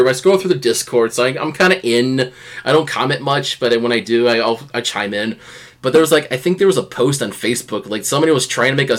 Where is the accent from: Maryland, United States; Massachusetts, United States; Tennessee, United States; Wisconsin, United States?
Wisconsin, United States; I'm a guy from Wisconsin, the land of cheese